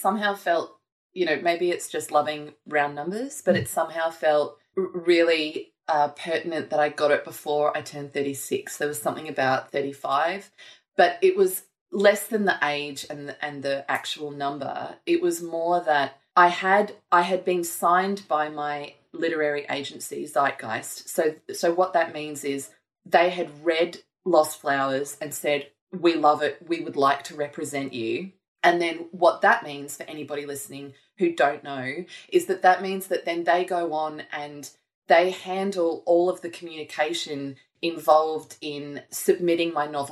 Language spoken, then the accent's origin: English; Gold Coast, Queensland, Australia; I grew up on the Gold Coast